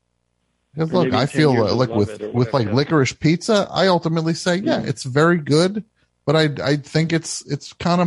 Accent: New Jersey, United States; I am from New Jersey

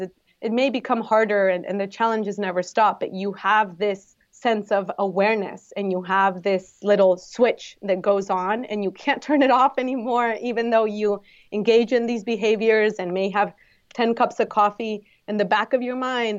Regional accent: Guadalajara, Jalisco, Mexico; moved away as an adult; now in San Diego, United States; I am originally from Guadalajara in Mexico, but I've been in San Diego for almost ten years.

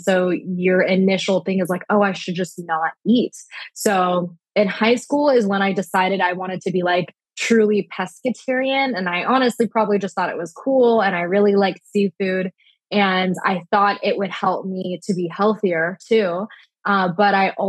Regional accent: Orange County, California, United States; also born or lived in San Diego / Florida; I'm originally from Orange County

